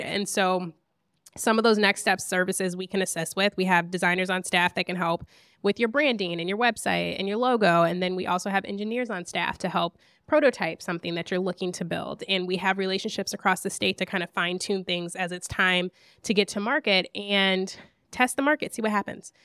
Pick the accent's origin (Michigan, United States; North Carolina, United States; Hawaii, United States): Michigan, United States; Lansing; I grew up in Lansing, Michigan